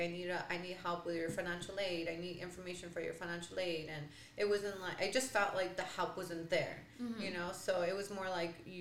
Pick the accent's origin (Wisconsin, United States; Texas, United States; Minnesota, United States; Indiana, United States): Texas, United States; El Paso; born and raised in El Paso